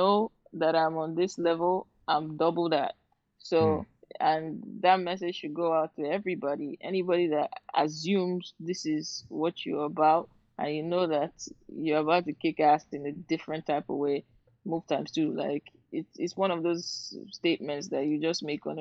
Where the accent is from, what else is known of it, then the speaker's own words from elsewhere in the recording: Port Harcourt, Rivers State, Nigeria; accent: Nigerian; now in London, United Kingdom; I grew up in Port Harcourt